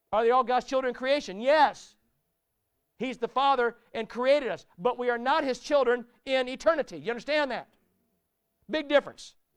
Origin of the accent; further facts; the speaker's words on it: United States; also born or lived in United Kingdom; I'm American